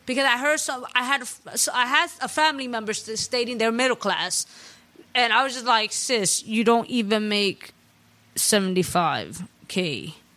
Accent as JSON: {"language": "English", "town": "New York City", "region": "New York", "country": "United States", "said": "I'm a Latina from the Bronx."}